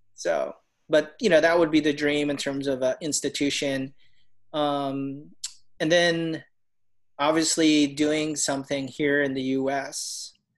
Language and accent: English; Chicago, Illinois, United States; moved away as an adult; now in Orlando, United States; I'm from Chicago